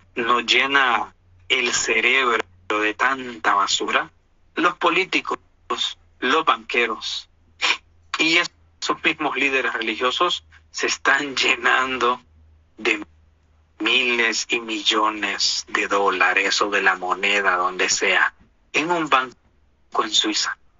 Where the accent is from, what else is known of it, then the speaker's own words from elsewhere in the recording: Honduras; now in United States; yo nací en Honduras